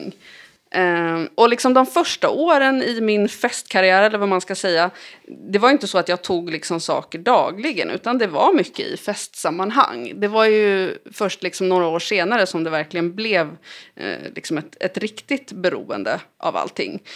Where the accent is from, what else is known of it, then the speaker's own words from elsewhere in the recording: Lidingö, Stockholm County, Sweden; jag växte upp på Lidingö.